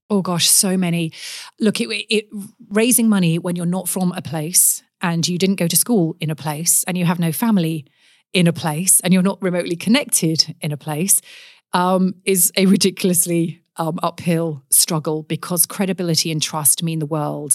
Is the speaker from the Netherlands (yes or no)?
no; Forest of Dean, Gloucestershire, South West England, United Kingdom; accent: English; moved away as an adult; now in Perth, Australia; I grew up in the West Country, um, in England, in Gloucestershire, in the Forest of Dean